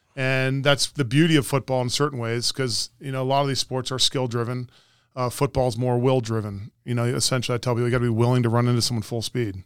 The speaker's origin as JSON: {"language": "English", "area": "Montgomery County", "region": "Maryland", "country": "United States", "tie": "born or raised there", "said": "I was a multi-sport athlete growing up in Montgomery County."}